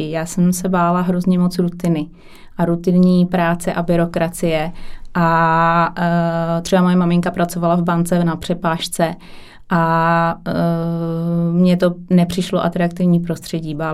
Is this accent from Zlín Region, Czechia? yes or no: no; Kralupy nad Vltavou, Central Bohemian Region, Czechia; já jsem z Kralup, Kralupy nad Vltavou, mm-hmm. to mhm. mě, m, menší město. Na severu je tam rafinérie, to je asi nejznámější průmyslové město.